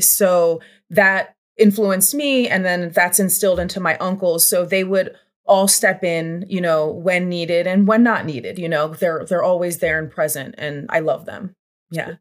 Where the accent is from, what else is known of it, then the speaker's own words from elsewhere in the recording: Levittown, Pennsylvania, United States; I grew up in Bucks County, Pennsylvania, more specific to that Langhorne, Levitt Town, P